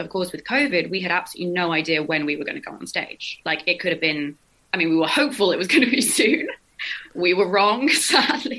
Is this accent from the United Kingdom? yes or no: yes; England, United Kingdom; I'm born and raised in England